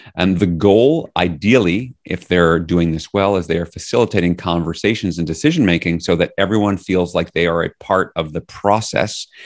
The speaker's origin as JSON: {"language": "English", "town": "New York City", "region": "New York", "country": "United States", "moved": "yes", "lives_now": "Northampton, United States", "said": "I'm from New York City originally"}